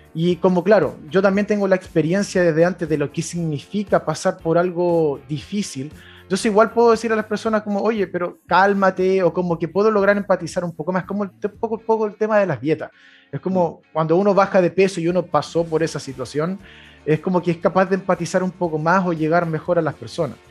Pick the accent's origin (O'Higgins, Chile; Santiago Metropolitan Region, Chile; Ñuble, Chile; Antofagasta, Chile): Ñuble, Chile; Coihueco; also born or lived in Chillán; nací en Chillán. Eh, ahí, mira, nací simplemente en Chillán. De ahí me fui a vivir a Coihueco, a un pueblo cercano a la cordillera de Chillán eh, y ahí estuve viviendo hasta como los 13 años.